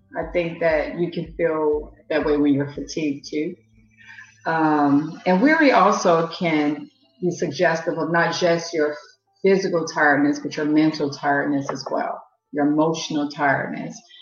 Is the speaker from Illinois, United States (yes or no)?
yes; Chicago, Illinois, United States; moved away as an adult; now in England, United Kingdom; I'm from Chicago, Illinois, and I live in England where I've lived for the past nine years.